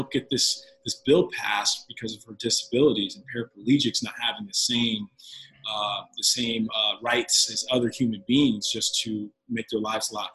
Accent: Olathe, Kansas, United States; I grew up in the Olathe, Johnson County systems

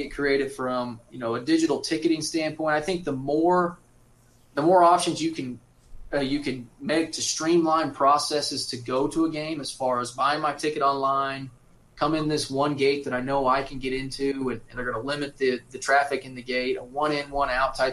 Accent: St. George, Kansas, United States; I grew up in St. George, Kansas

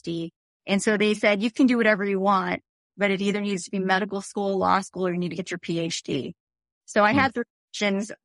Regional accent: Phoenix, Arizona, United States; moved away as an adult; also born or lived in Tucson; I grew up in Phoenix, and our first home was about 3 miles from Grand Canyon University

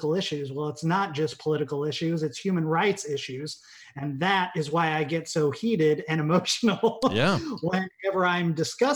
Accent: Illinois, United States; now in Los Angeles, United States; I'm from Illinois

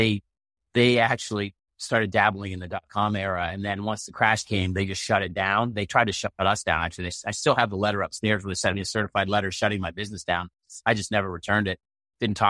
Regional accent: Maine, United States; we had 29 boat builders on the island I grew up with in Maine

